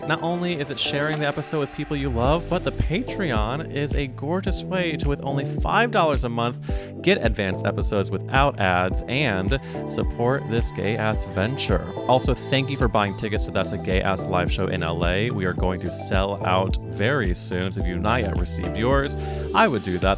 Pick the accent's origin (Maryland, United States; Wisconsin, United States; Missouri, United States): Missouri, United States; St. Louis; moved away; growing up in Saint Louis Mo